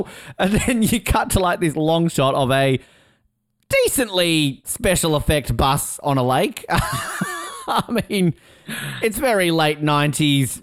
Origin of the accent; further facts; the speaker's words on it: Hobart, Tasmania, Australia; I grew up in Hobart